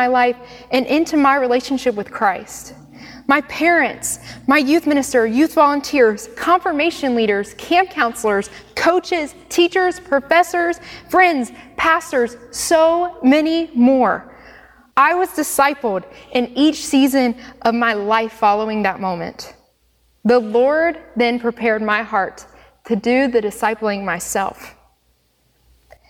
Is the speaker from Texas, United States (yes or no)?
no; Monroe, North Carolina, United States; also born or lived in Wilmington, North Carolina; I was born and raised in Monroe, North Carolina, just down the street